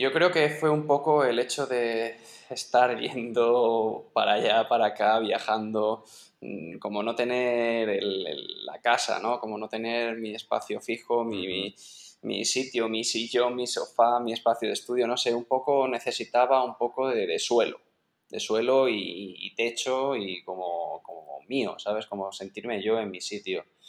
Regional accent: Sepúlveda, Castile and León, Spain; su pueblo, en, Sepúlveda, que este, en Segovia, que vamos, estoy orgullosísimo de, que también sea mi pueblo

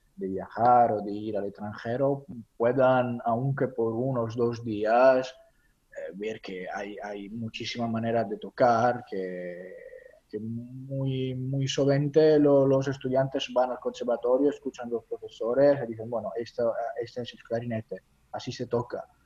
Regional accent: near Naples, Campania, Italy; Spanish is a second language; also born or lived in Copenhagen, Denmark; now in Palermo, Italy; yo soy mediterráneo, soy de cerca de Nápoles

